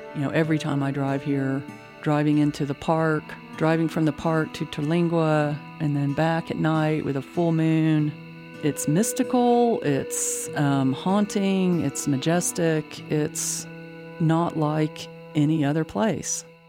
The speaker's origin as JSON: {"language": "English", "town": "Midland", "region": "Texas", "country": "United States", "tie": "born or raised there", "moved": "yes", "lives_now": "Austin, United States", "said": "I grew up in Midland"}